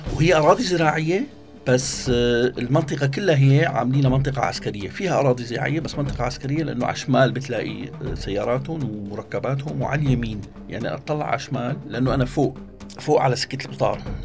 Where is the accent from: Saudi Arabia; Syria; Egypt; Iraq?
Syria; moved away; also born or lived in Germany; انا سوري سوري